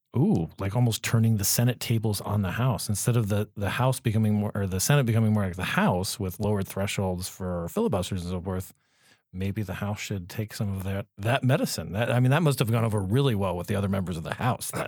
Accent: Arizona, United States; moved away; my home state of, of, of Arizona

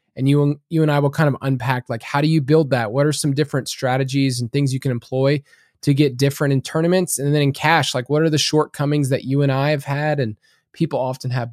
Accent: the South, United States; I'm from the South

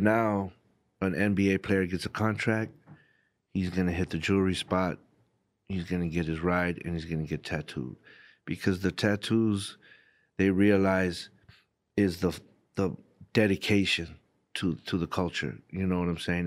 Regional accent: Southern California, United States; growing up in Southern California

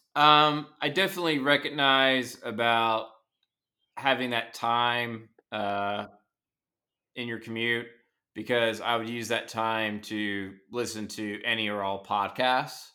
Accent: Nashville, Tennessee, United States; I grew up in Nashville

